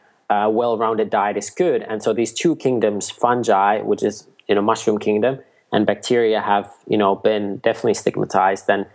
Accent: Nokia, Pirkanmaa, Finland; I grew up near Nokia, Finland, you know, like the phone

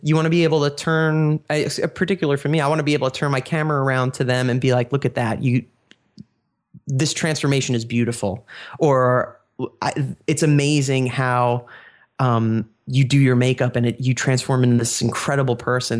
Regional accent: New York, United States; now in Pennsylvania, United States; I was born and raised in New York

